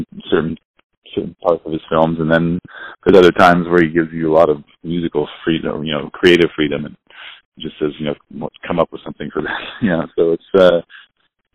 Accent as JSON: {"language": "English", "town": "Monterey", "region": "California", "country": "United States", "tie": "born or raised there", "said": "I grew up just down the road"}